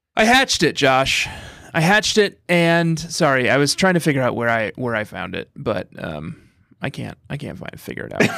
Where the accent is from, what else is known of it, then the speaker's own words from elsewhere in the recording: Fort Collins, Colorado, United States; moved away; growing up in Fort Collins, Colorado